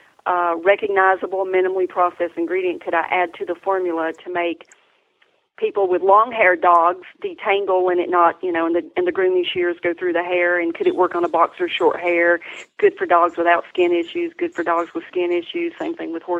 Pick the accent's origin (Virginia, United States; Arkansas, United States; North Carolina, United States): North Carolina, United States; Tryon; I'm from North Carolina. I'm from Columbus, Tryon area. I'm a native and lived here most.